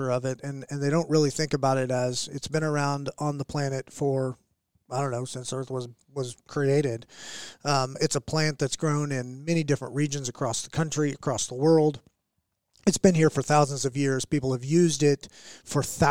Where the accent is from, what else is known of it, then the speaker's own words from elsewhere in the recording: Oklahoma City, Oklahoma, United States; I was born and raised in Oklahoma. I was a what I'd call a Canadian county kid. I was a West Side kid of Oklahoma City.